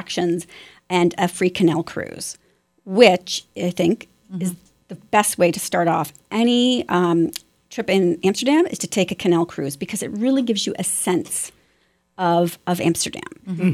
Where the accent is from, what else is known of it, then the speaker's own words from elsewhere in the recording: Ottawa, Ontario, Canada; my hometown Ottawa